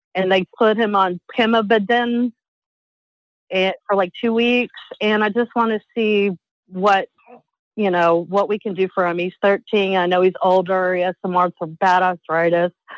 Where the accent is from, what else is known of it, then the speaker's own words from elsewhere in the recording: Knoxville, Tennessee, United States; now in South Carolina, United States; I'm from Knoxville, Tennessee